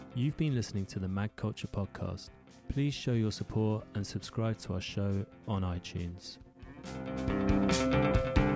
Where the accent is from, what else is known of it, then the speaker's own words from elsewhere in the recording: São Paulo, Brazil; moved away; my hometown, São Paulo, Banca Bruno, in Avenida Paulista, which is São Paulo's biggest avenue. I've been going there since as a kid